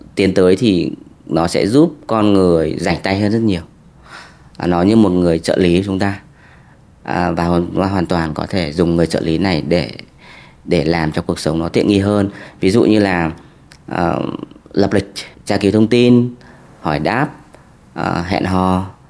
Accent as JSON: {"language": "Vietnamese", "country": "Vietnam", "also_born_or_lived": "Germany", "moved": "as an adult", "said": "người Việt thì mình sẽ nói tiếng Anh hoặc là tiếng Đức"}